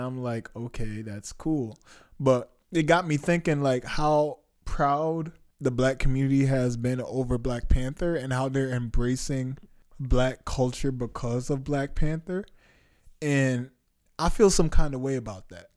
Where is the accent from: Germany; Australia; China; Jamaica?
Jamaica; moved away; I'm Jamaican. I haven't been back to Jamaica in a while